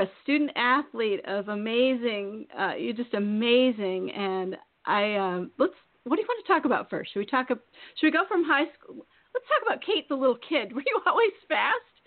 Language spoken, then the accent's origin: English; Eastern Iowa, United States; now in Maine, United States; I'm from Iowa, and I was raised in Iowa, and I'm from Eastern Iowa